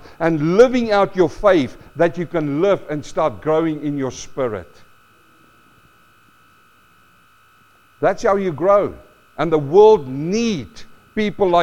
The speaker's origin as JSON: {"language": "English", "country": "South Africa", "tie": "born or raised there", "moved": "yes", "lives_now": "Australia", "said": "I grew up in South Africa"}